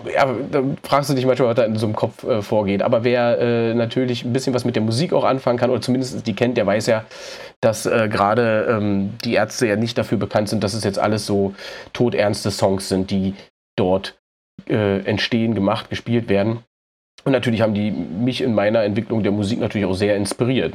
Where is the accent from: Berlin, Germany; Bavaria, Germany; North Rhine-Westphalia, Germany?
Berlin, Germany; ich komme aus Berlin